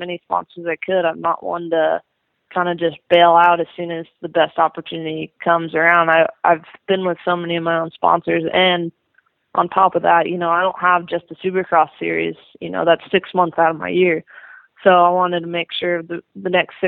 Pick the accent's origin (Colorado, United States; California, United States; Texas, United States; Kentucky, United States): California, United States; San Diego; also born or lived in Temecula, California; I actually grew up in San Diego, and I just moved about an hour north into the Temecula, like Elsinore type area